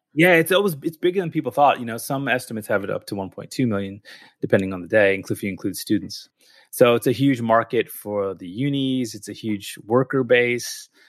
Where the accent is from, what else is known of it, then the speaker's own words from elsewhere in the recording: California, United States; moved away as an adult; also born or lived in Philadelphia; now in Melbourne, Australia; my family's Indian, but I was born in the U S and I grew up in California